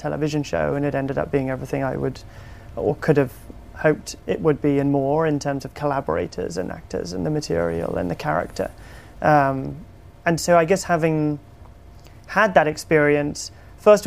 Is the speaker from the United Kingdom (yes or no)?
yes; United Kingdom; accent: British; I direct in my British accent